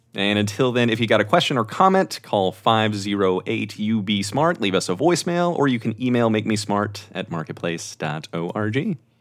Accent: Texas, United States; as a Texan

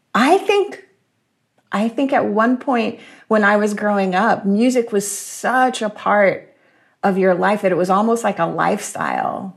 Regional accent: Jacksonville, Florida, United States; I was born and raised in Jacksonville, Florida

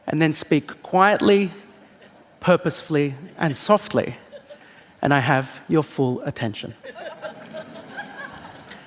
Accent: Australia; I am an Australian comedian.

